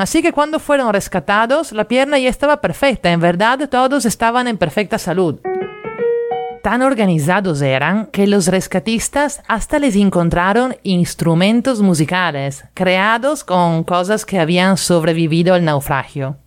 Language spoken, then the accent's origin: Spanish; Italy; now in Lima, Peru; la que en Italia llamamos flojera de primavera.